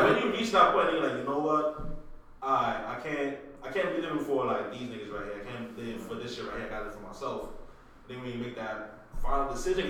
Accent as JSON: {"language": "English", "town": "New York City", "region": "New York", "country": "United States", "said": "I'm not from Russia. I'm from the Bronx myself, right?"}